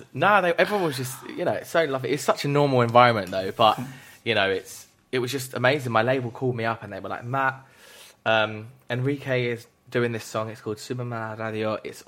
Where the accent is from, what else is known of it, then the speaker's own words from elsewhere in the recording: Spain; first language Spanish; English is a second language; moved away as an adult; now in United Kingdom; I grew up there. I moved to UK when I was 18.